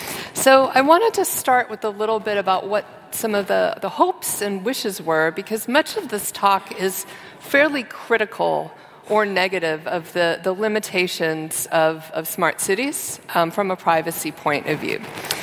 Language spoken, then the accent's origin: English; San Francisco, California, United States; So I'm from San Francisco and spent 20 years working in tech in San Francisco and in Silicon Valley